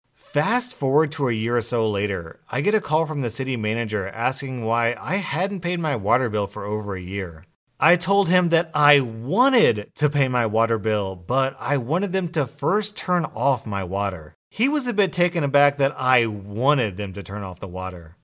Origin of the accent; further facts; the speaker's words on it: United States; As an American